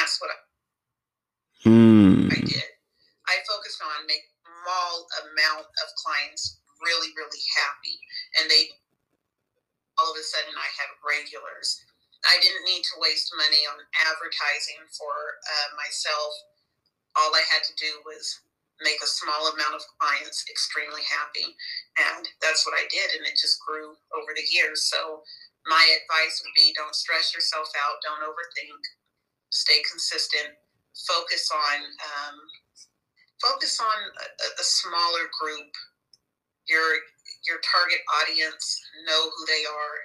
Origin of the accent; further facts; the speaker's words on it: Sacramento, California, United States; also born or lived in Georgia; I'm originally from Sacramento, California